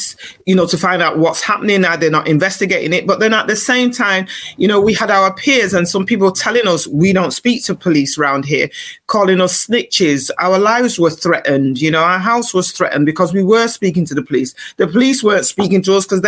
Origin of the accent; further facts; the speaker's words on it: Manchester, North West England, United Kingdom; moved away as an adult; also born or lived in London; now in Manchester, United Kingdom; we're from Manchester originally, born and bred